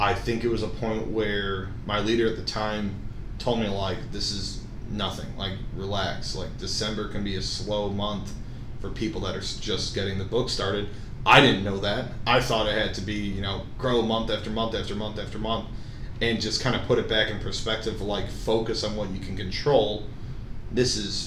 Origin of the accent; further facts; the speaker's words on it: Chicago, Illinois, United States; also born or lived in Iowa; I grew up around Chicago, would like to stay there.